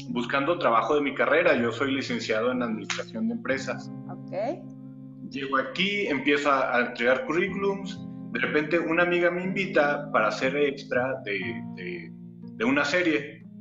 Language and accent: Spanish; Torreón, Coahuila, Mexico; also born or lived in Mexico City; nací en la Ciudad de México, pero a los meses me llevaron a, Torreón, a la comarca lagunera. Eh, y pues sí, ahí nací, eh, ahí me formé, ahí eh, soy, nunca digo que soy de, la capital, siempre digo que soy de, Torreón, que soy lagunero